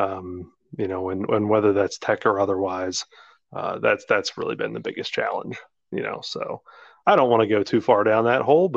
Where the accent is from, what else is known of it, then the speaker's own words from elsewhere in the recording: New Jersey, United States; We grew up in South Jersey